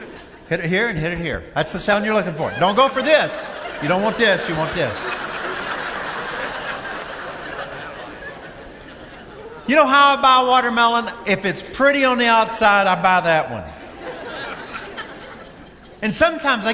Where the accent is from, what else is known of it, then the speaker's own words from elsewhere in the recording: Kentucky, United States; When I was a young boy growing up in Kentucky